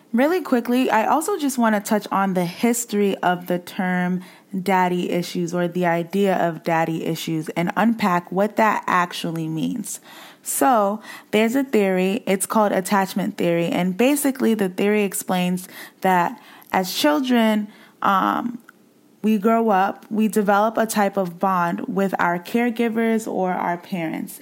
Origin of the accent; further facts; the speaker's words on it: Boston, Massachusetts, United States; where I grew up in Boston, I grew up in the hood